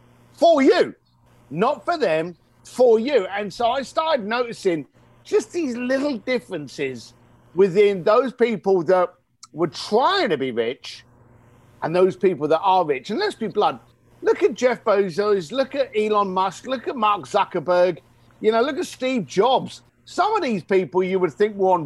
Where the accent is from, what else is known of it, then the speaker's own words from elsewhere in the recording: London, United Kingdom; growing up in East London, the son of a bricklayer